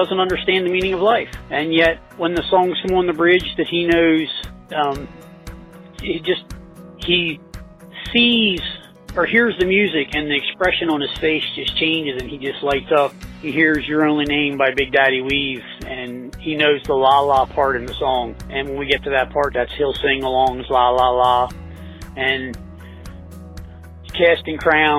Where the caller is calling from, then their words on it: Milford, United States; I'm from Milford